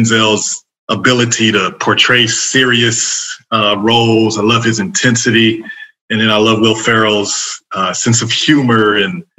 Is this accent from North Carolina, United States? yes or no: yes; Fayetteville, North Carolina, United States; also born or lived in Raleigh, North Carolina; I grew up in Fayetteville, North Carolina, and then came up here to go to NC State in Raleigh and ended up working for IBM and never left the area